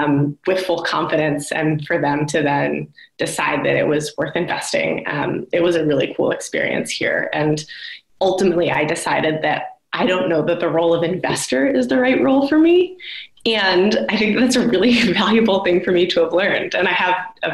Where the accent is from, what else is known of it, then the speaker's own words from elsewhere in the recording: United States; as an American woman in international development